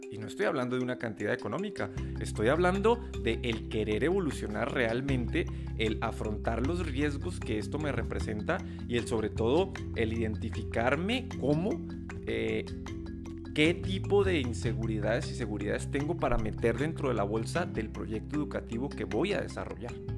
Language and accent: Spanish; Mexico; aquí en México